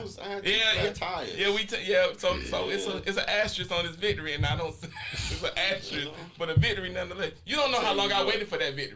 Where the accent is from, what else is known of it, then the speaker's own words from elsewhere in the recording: Laurinburg, North Carolina, United States; moved away as an adult; I always say I am from Laurinburg. I will Scotland County, 100%.